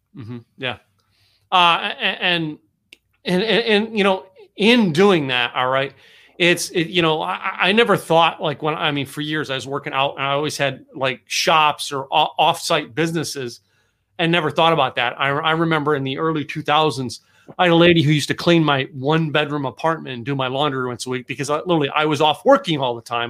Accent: Pocono Mountains, Pennsylvania, United States; also born or lived in New York; now in Texas, United States; I grew up, uh, the Pocono Mountains of Pennsylvania

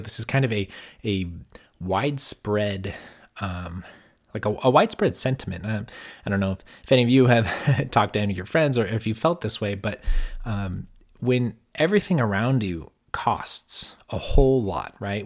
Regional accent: California, United States; I'm from California and most of my family's in California

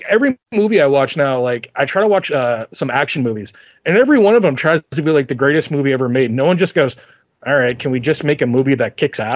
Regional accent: tri-state area, United States; I'm from, you know, the Tri-Cities, you know, I'm from the Tri-States, not Tri-Cities, Tri-State.

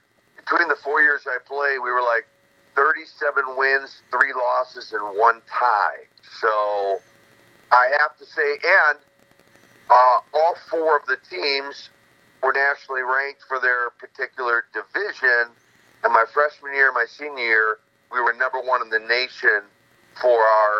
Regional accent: Minnesota, United States; your listeners haven't figured out I'm not from Russia. I'm from Minnesota

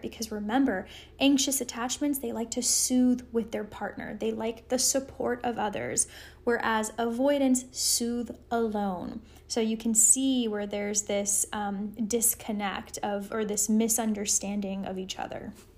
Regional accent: Los Angeles, California, United States; now in Colorado, United States; I'm originally from Los Angeles

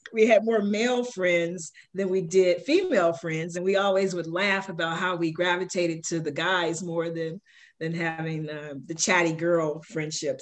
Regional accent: Chicago, Illinois, United States; I grew up in Chicago. Shout out to the South Side, um, in the inner city of Chicago, where um, I was born

